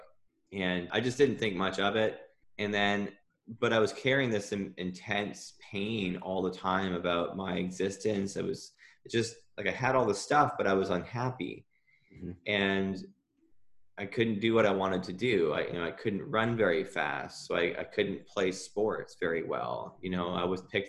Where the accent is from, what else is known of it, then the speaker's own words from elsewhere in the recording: Ontario, Canada; moved away; I'm from Ontario originally.